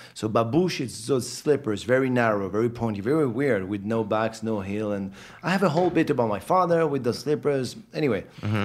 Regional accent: France; also born or lived in Morocco; I'm from France. I was born in Morocco.

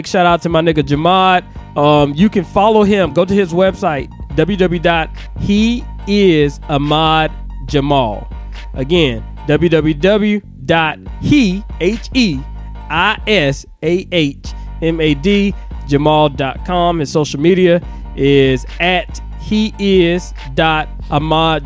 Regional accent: Augusta, Georgia, United States; I'm from that Georgetown, Southwick Drive

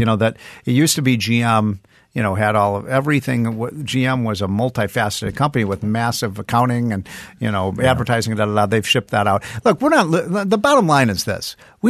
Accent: Chicago, Illinois, United States; I remember when I was a kid, I grew up in Chicago, and I remember one time when I was about 12 years old.

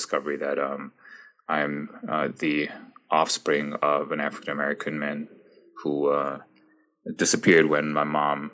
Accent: Frankfurt, Hesse, Germany; moved away as an adult; also born or lived in United States; now in Toronto, Canada; when I was very little, I grew up in Frankfurt, Germany.

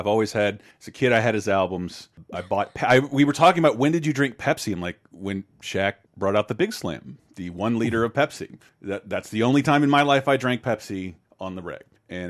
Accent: Florida, United States; it was a lot of fun for me growing up in Florida

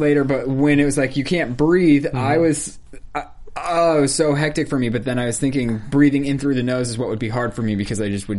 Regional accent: Colorado, United States; moved away; even in Colorado, I'm going to go home for Christmas

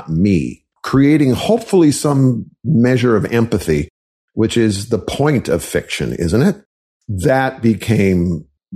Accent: Wisconsin, United States; I was raised in Wisconsin

